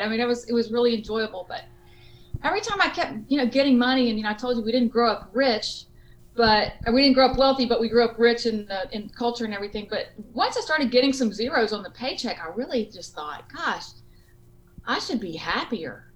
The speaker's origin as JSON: {"language": "English", "area": "Cajun", "region": "Louisiana", "country": "United States", "accent": "Cajun", "said": "I'm a Cajun"}